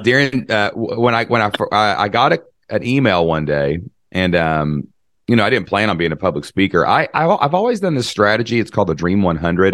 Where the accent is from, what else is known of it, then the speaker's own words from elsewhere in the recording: Kentucky, United States; I'm from Kentucky